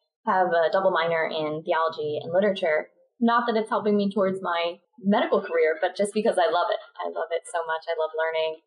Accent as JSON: {"language": "English", "town": "Philadelphia", "region": "Pennsylvania", "country": "United States", "tie": "born or raised there", "accent": "Philly", "moved": "as an adult", "lives_now": "Baltimore, United States", "said": "Grew up in Philly. Yeah, in horse farm country"}